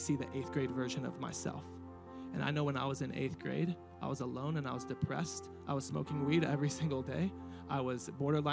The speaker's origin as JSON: {"language": "English", "town": "Riverside", "region": "California", "country": "United States", "tie": "born or raised there", "lives_now": "Murrieta, United States", "said": "I never thought that I would leave Riverside. I never thought I would get out of my hometown"}